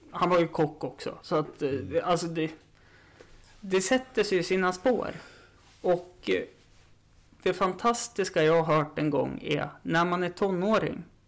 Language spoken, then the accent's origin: Swedish; Östersund, Jämtland, Sweden; det är ju där jag är uppvuxen också.